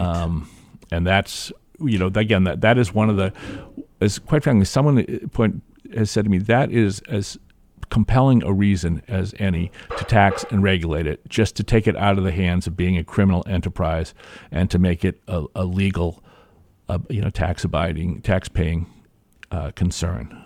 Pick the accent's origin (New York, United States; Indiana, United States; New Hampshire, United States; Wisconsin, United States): New Hampshire, United States; Hampton; I grew up in Hampton, and I grew up in a dry town.